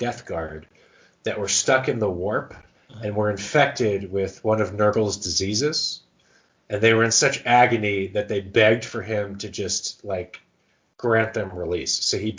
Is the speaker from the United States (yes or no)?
yes; United States; And we are American